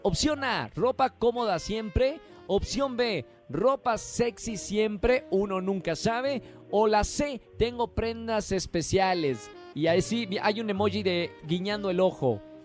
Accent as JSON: {"language": "Spanish", "region": "northern Mexico", "country": "Mexico", "accent": "norteño", "moved": "yes", "said": "Ese acento sonó como de mi tierra, de por allá el norte"}